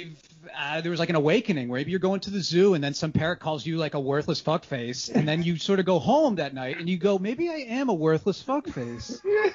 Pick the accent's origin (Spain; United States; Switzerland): United States; Boston, Massachusetts; It's like growing up in Boston.